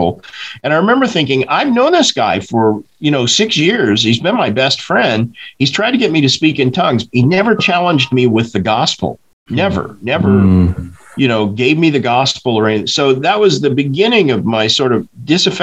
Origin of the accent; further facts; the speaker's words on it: Tulsa, Oklahoma, United States; I grew up in Tulsa, Oklahoma